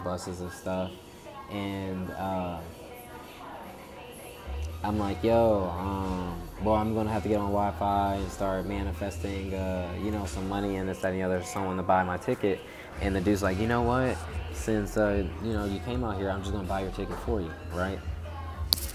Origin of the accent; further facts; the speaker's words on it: Chicago, Illinois, United States; moved away; also born or lived in Atlanta; I'm born in Chicago